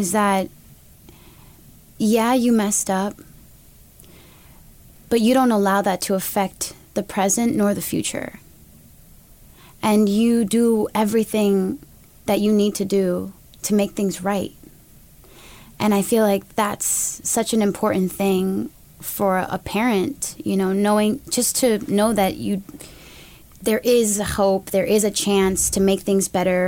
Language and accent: English; United States; I'm an American woman